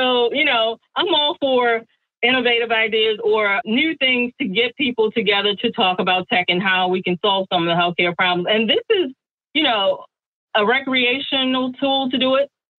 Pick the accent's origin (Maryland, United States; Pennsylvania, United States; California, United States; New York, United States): Maryland, United States; and I'm coming from the East Coast, Maryland.